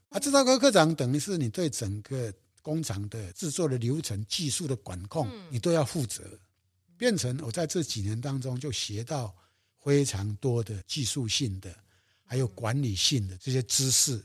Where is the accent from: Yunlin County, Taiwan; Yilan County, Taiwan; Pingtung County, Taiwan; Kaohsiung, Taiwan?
Yilan County, Taiwan; moved away as an adult; now in Yingge, Taiwan; 我退伍以后，因为我是宜兰人，我就回到我的故乡了